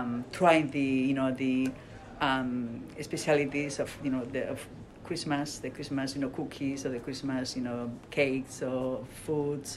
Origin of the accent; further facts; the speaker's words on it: Spain; now in United States; when I was growing up in Spain